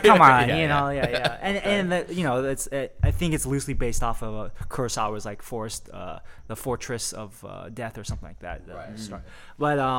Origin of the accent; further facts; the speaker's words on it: Milpitas, California, United States; moved away as an adult; now in Los Angeles, United States; I moved to LA about 5 years ago. No, 4 years ago from the Bay Area. Oh. Yeah, I'm from Milpitas. South Bay in the Bay Area